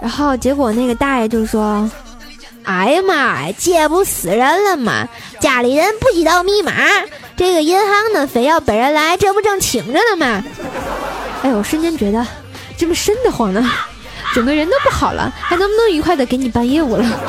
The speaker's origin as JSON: {"language": "Chinese", "region": "Tianjin", "country": "China", "said": "必须的，咱天津人嘛，哏儿度青年。"}